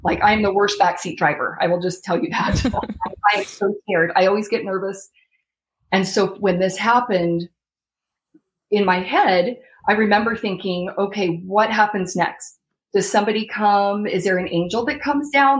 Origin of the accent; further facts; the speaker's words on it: Rexburg, Idaho, United States; now in Florida, United States; I'm originally from Rexburg, Idaho, and my husband's from Washington State